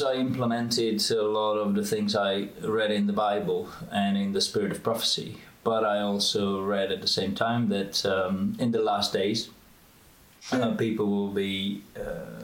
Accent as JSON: {"language": "English", "country": "Czechia", "tie": "born or raised there", "also_born_or_lived": "United States / Oxford, England / London, England / Boston, United States", "moved": "as an adult", "lives_now": "Romania", "said": "I was born in the Czech Republic, and when I was 18, I went to study to America."}